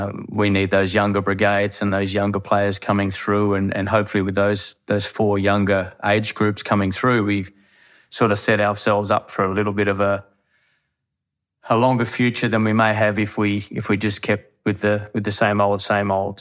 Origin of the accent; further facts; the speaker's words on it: Harvey, Western Australia, Australia; I'm born and raised in Harvey